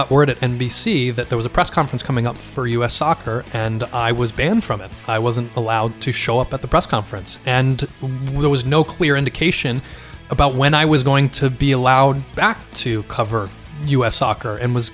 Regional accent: Westport, Connecticut, United States; also born or lived in Los Angeles; Next to my hometown in Connecticut. Yeah, yeah I grew up uh, two miles. Uh, two and a half miles from here, but we couldn't live there because uh, Westport's a small town

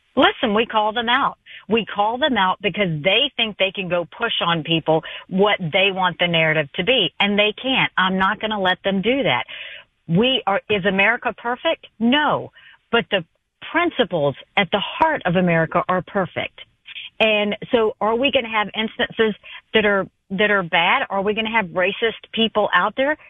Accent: South Carolina, United States; I grew up in a rural town in South Carolina, population 2,500, two stoplights

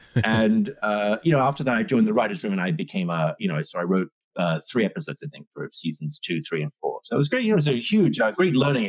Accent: New York, United States; born there; also born or lived in Australia / England / Canada; I was born in New York, and then I went to school in Australia, and then I went to university in England, and then I worked in England for a long time. So you can perhaps tell by the way I speak kind of funny.

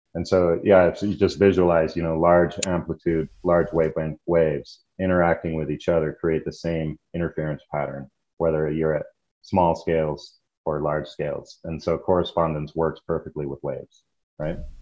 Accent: the West, northern New Mexico, United States; growing up in the West and being uh, the child of hippies, uh, my dad was in Vietnam. When he came back, he, uh, you know, did an about face on all of his thinking, basically, and moved my brother and I and my mom uh, to New Mexico to join a commune.

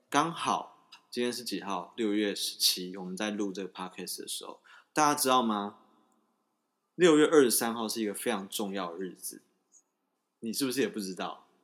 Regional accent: Taiwan; 我们台湾人

